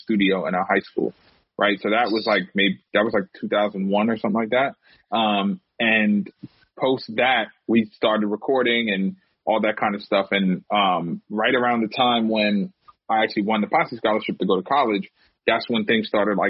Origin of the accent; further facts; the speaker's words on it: New York City, New York, United States; I'm from Harlem